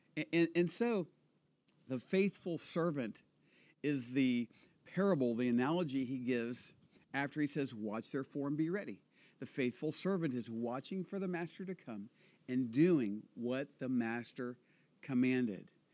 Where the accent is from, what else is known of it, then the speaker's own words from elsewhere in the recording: United States; now in Israel; I was born and raised in America